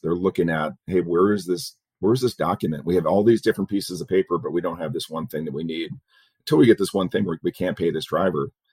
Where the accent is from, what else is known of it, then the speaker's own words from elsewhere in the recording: Dearborn, Michigan, United States; moved away as an adult; also born or lived in Plymouth, Michigan / Detroit, Michigan / Malibu, California / Chicago, Illinois; now in Phoenix, United States; I grew up in Dearborn in Plymouth.